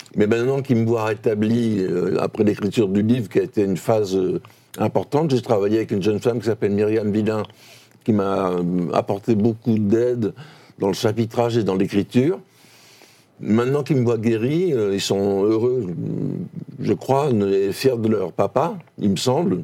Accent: Toulouse, Occitania, France; moved away; also born or lived in Paris; Je suis un provincial, moi, je suis toulousain

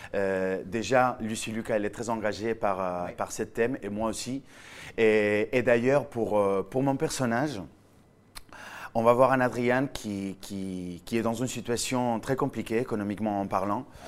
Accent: Villajoyosa, Valencian Community, Spain; accent: Spanish; French is a second language; moved away as an adult; now in France; Je viens d'Alicante, je viens d'une petite ville au bord de la mer en Espagne qui s'appelle Villajoyosa.

